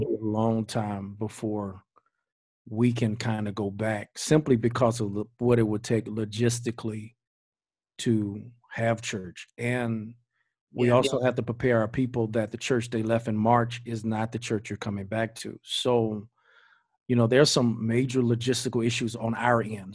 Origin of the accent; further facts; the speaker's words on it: Greensboro, United States; now in Georgia, United States; So I'm from Greensboro. We from Greensboro